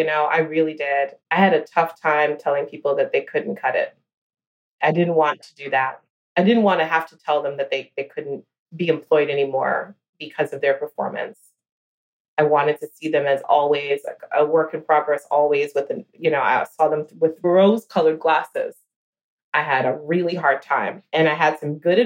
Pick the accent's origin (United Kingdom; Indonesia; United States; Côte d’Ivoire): United States; New York; a New Yorker